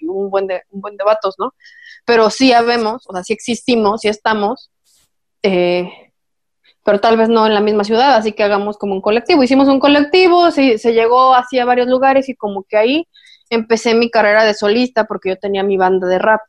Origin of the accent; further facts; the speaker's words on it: Puebla, Mexico; yo soy de Puebla